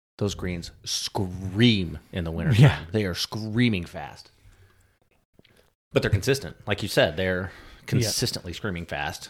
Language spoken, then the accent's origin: English; Quad Cities, United States; I grew up in just outside of the Quad Cities, which is Moline, Illinois, Davenport, Iowa, that area.